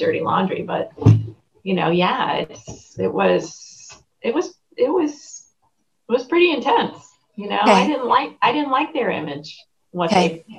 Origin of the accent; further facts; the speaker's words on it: New York, United States; moved away; also born or lived in Connecticut; I grew up in New York and then we moved to a small town in Connecticut